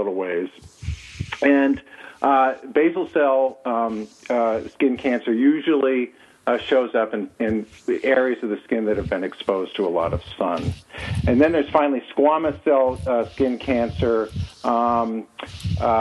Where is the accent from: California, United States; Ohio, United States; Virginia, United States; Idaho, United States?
California, United States; also born or lived in White Mountains, New Hampshire; now in New Hampshire, United States; I'm originally from California